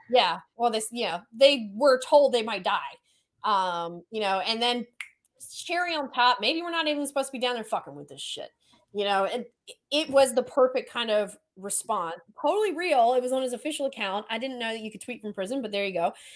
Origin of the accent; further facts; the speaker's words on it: Florida, United States; also born or lived in Maryland; I grew up in Florida